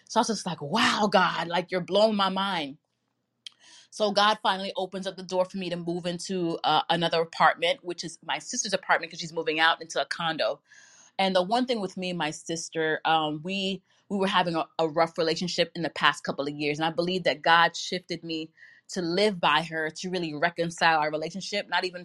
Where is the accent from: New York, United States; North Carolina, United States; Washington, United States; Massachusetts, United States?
New York, United States; I live in New York and I've born and raised in New York all my life